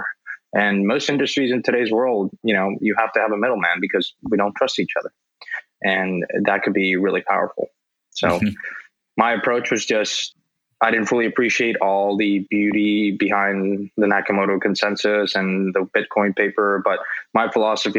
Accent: Mexico; I grew up in Mexico

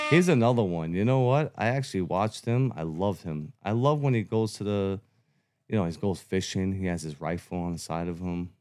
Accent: New York City, New York, United States; born and raised in Brooklyn, Bensonhurst.

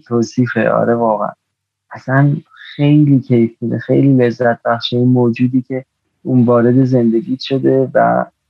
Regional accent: Iran; ماها تو ایران باز ما هم یعنی من خودم نسل ده 60 نسل میدونی سال دو به دنیا آمدم به هر حال نسل خیلی جالبی نبودیم به هر حال میدونی یعنی یه توی فضای خیلی عجیبی بزرگ شدیم

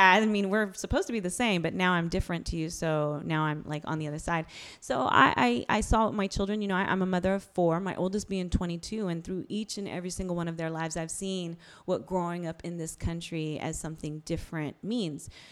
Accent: Bay Area, California, United States; I'm Bay Area.

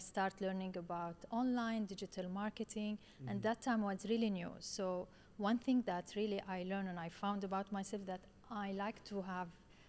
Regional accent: Syria; now in Dubai, United Arab Emirates; I came from Syria. I came to Dubai 19 years ago.

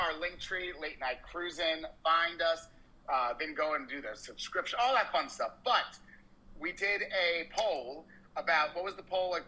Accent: New York City, New York, United States; moved away as an adult; also born or lived in the South; I'm from New York my whole life

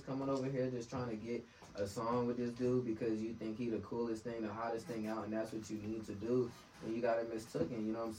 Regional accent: Tampa, Florida, United States; born there; You know, I was born in Tampa, Florida, so, you know.

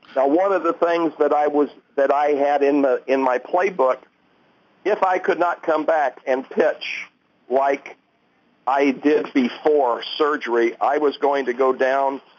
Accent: Terre Haute, Indiana, United States; three and a half hours from my hometown in Terre Haute, Indiana

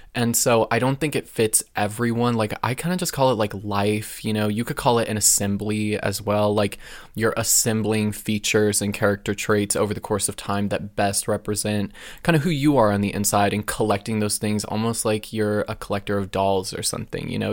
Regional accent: Alaska, United States; now in West Coast, United States; it was cool growing up in Alaska.

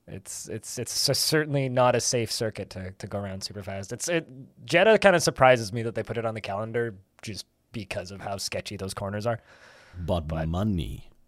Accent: Canada; I'm Canadian, uh, not American.

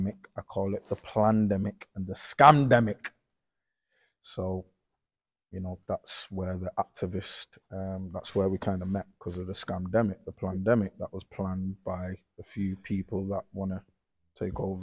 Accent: Manchester, North West England, United Kingdom; also born or lived in Longsight, Manchester / Hulme, Manchester; I'm from Manchester, obviously, Fallowfield mainly.

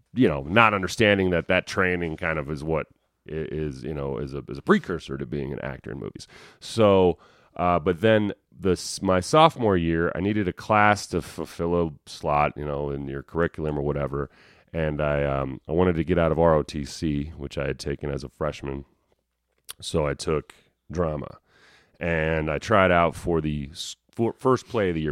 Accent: Denver, Colorado, United States; accent: country twang; moved away as an adult; also born or lived in Burbank, California; I grew up in Denver, Colorado. I was born in Denver in Rose Hospital

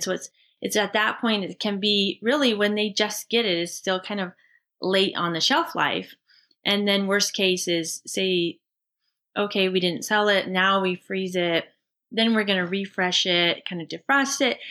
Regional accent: Seattle, Washington, United States; Rich and I both grew up in the Pacific Northwest Seattle area

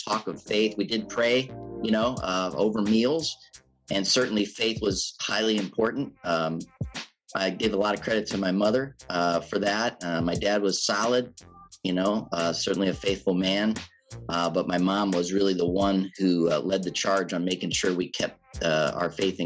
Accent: Canton, Ohio, United States; I grew up in Canton, Ohio, born and raised here

